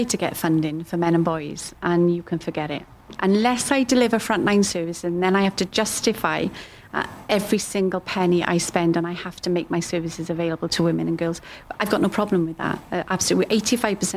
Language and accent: English; United Kingdom; I'm white British